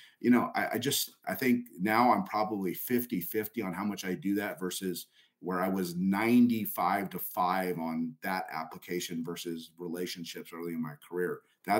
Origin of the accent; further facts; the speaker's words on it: El Paso, Texas, United States; And I went up to Augie and I said … from El Paso, this, this, and that.